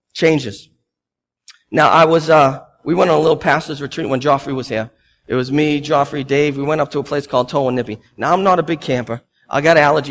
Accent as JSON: {"language": "English", "town": "Boston", "region": "Massachusetts", "country": "United States", "said": "I'm Bostonian."}